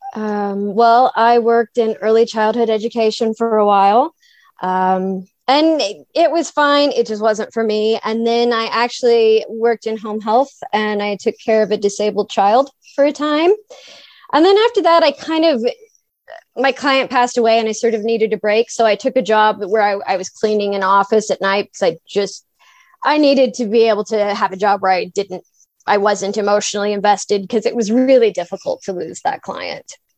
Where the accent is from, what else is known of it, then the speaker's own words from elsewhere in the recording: Kansas, United States; I grew up in Kansas on a small farm.